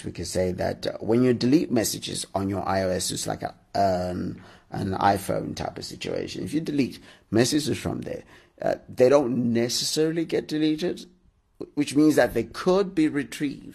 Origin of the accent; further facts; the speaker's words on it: Zimbabwe; now in Harare, Zimbabwe; I suppose normally I record it from Harare, which is my hometown